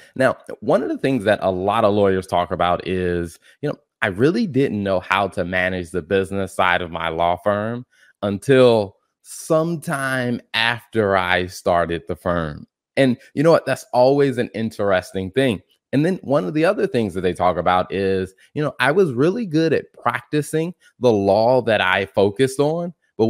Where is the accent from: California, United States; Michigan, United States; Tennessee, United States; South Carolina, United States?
South Carolina, United States; now in North Carolina, United States; because I'm in North Carolina and like I grew up in South Carolina.